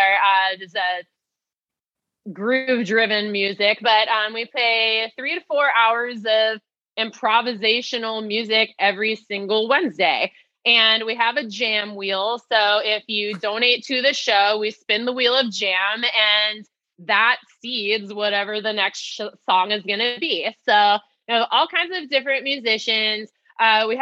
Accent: New Jersey, United States; growing up in New Jersey

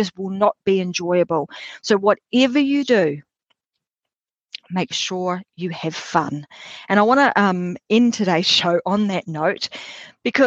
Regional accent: Australia; my home country, Australia

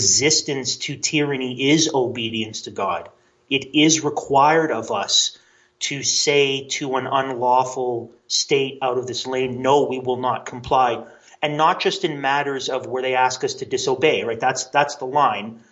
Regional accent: Canada; a Canadian who is very interested in American history

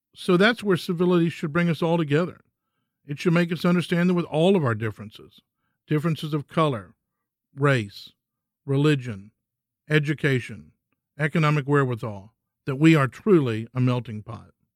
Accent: Texas, United States; I'm a Texan

